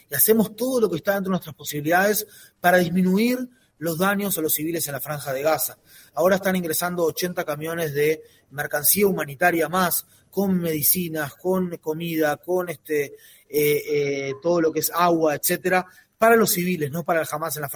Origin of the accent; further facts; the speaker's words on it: Montevideo, Uruguay; now in Israel; Yo en lo personal me vine de Montevideo para acá, de Uruguay para acá, eh, hace 21 años